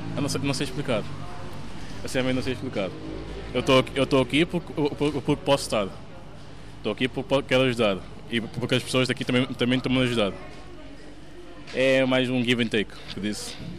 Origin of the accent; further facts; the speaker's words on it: Portugal; sou português. nasci em Portugal.